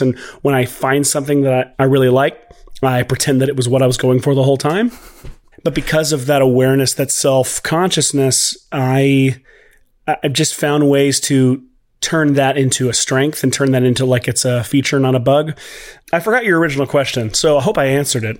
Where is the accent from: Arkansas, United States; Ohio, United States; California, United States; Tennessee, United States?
Tennessee, United States; Nashville; also born or lived in Los Angeles / Waco, Texas; I'm from Nashville, Tennessee. Uh, I am here currently.